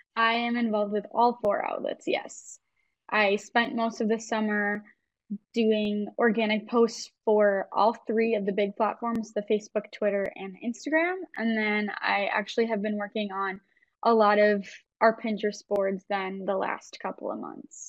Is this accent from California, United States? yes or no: no; Wisconsin, United States; moved away as an adult; now in Minnesota, United States; I am actually from Wisconsin, but I decided to cross the border a few years ago